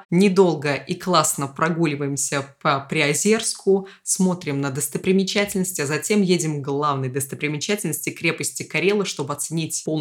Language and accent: Russian; Ulyanovsk, Ulyanovsk Oblast, Russia; Я из Ульяновска